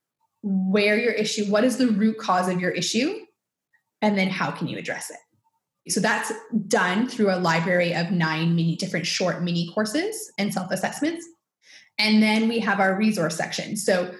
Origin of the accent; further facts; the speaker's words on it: Canada; I'm Canadian.